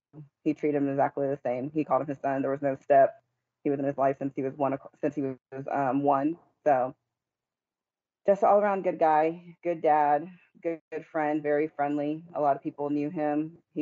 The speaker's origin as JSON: {"language": "English", "town": "Killeen", "region": "Texas", "country": "United States", "tie": "born or raised there", "said": "We grew up here in Killeen, Texas."}